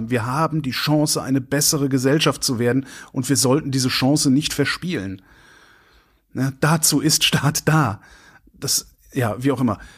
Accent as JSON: {"language": "German", "region": "North Rhine-Westphalia", "country": "Germany", "tie": "born or raised there", "said": "äh wo ich groß geworden bin, war das. Da gab es den Verkehrsverbund Rhein-Sieg. Äh, der galt genau, also in die Richtung von Köln aus, genau bis da, wo ich zur Schule gegangen bin."}